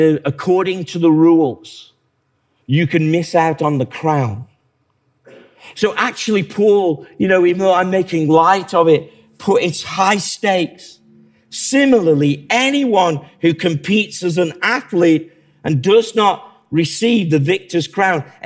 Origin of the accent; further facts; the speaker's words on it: England, United Kingdom; I like being English